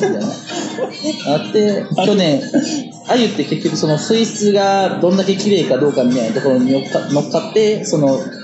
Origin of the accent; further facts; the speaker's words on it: Kitakyushu, Fukuoka, Japan; moved away; 俺地元福岡だからさ、福岡の北九州ってとこなんだけど